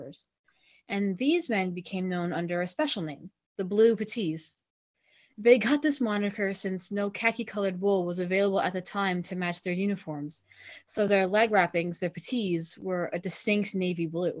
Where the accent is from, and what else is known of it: Newfoundland and Labrador, Canada